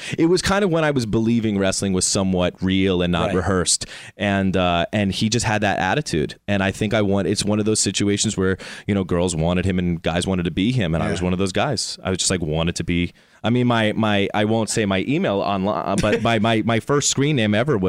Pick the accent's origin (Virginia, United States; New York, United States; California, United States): New York, United States; Rockland County; moved away; I am from Rockland County, New York, just like 45 minutes north of the city.